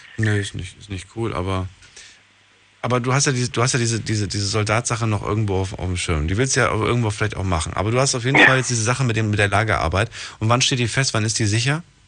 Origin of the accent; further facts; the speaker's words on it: Ludwigshafen, Rhineland-Palatinate, Germany; Ich komme aus Ludwigshafen